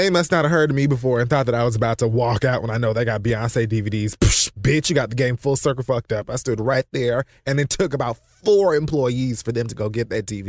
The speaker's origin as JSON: {"language": "English", "region": "Oregon", "country": "United States", "said": "Also, being that I'm from Oregon, I didn't know people were from there"}